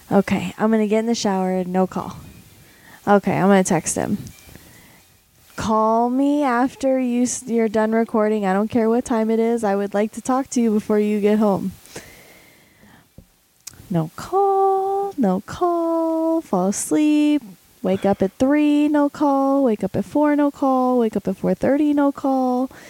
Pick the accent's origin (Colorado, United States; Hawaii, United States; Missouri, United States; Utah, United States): Colorado, United States; I'm from Colorado. you don't see famous people.